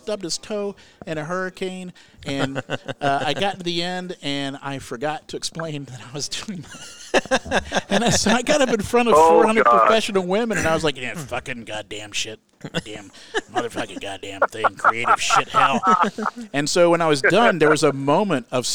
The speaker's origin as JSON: {"language": "English", "region": "Central Florida", "country": "United States", "tie": "born or raised there", "also_born_or_lived": "Alabama", "moved": "yes", "said": "I grew up in Central Florida"}